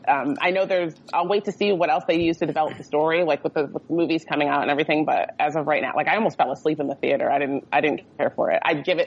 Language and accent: English; New Jersey, United States; I'm from New Jersey, the great armpit of America